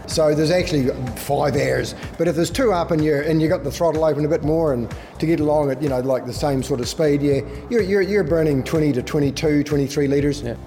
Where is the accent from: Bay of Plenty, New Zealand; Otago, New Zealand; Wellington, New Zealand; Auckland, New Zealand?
Otago, New Zealand; Clinton; accent: Scottish brogue; now in Australia; Clinton was where we were brought up on a farm there